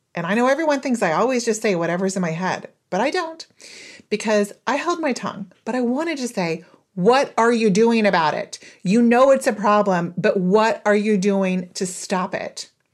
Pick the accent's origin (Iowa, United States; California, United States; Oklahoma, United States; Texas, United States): Oklahoma, United States; moved away as an adult; also born or lived in Israel; I was born and raised in Oklahoma. I lived there, um, all through my formative years until I was twenty-four.